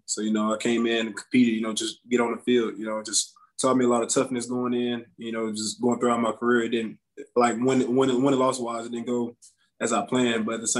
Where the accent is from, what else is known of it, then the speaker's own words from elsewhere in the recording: Houston, Texas, United States; It wasn't that bad because like two of my older siblings are a lot older than me.